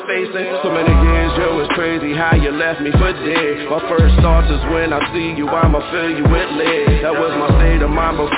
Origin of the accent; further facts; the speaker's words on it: Somerville, New Jersey, United States; Somerville, New Jersey. I was born in Somerville, New Jersey, but you